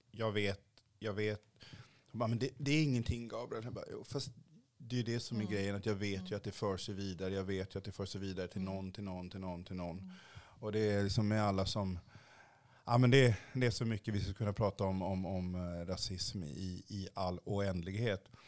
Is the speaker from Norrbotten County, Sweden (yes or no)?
no; Kalmar County, Sweden; also born or lived in Haiti; jag är uppvuxen på Öland